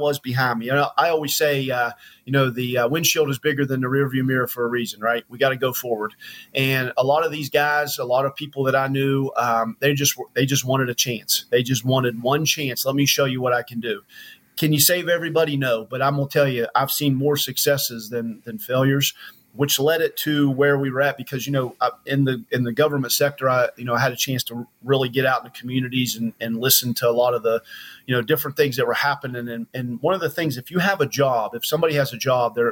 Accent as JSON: {"language": "English", "region": "West Virginia", "country": "United States", "tie": "born or raised there", "also_born_or_lived": "Charlotte, North Carolina", "moved": "as an adult", "said": "I'm from born and raised in West Virginia. West Virginia boy, you know, through and through"}